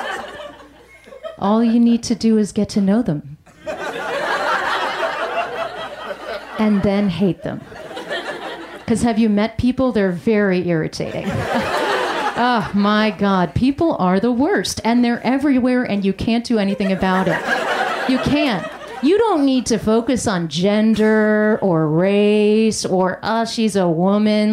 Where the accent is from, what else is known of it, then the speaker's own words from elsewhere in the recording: United States; I grew up in an America as a first-generation immigrant, child of immigrants